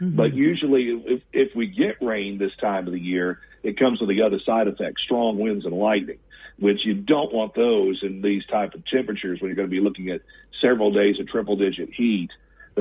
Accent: Gulf Coast, United States; I grew up on the Gulf Coast myself

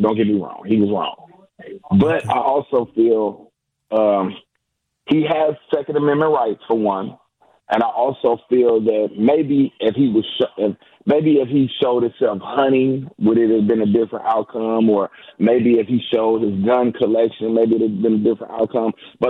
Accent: United States; I'm an American.

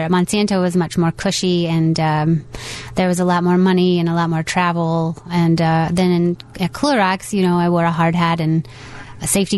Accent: Osceola, Missouri, United States; moved away as an adult; also born or lived in St. Louis, Missouri; now in Chicago, United States; I grew up in Osceola, Missouri, which is in the Missouri Ozarks.

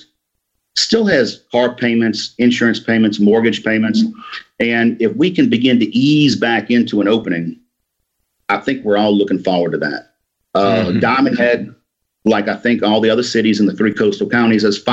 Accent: New Orleans, Louisiana, United States; moved away as an adult; now in Mississippi, United States; I grew up in New Orleans, graduated from Jesuit High School in 1985, and went to Ole Miss.

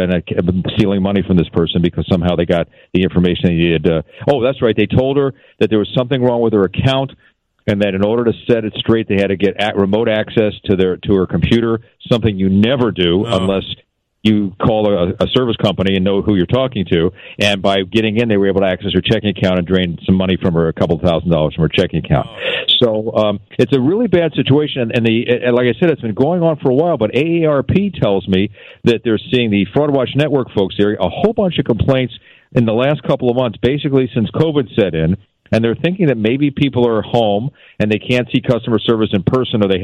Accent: Philadelphia, Pennsylvania, United States; also born or lived in Syracuse; now in Seattle, United States; I was in college, and I'm from Philly.

